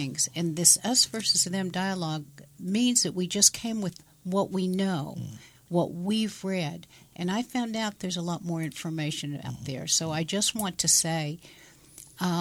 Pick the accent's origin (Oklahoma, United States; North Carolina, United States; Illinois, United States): Oklahoma, United States; moved away as an adult; also born or lived in Silicon Valley, California; I was born here in Oklahoma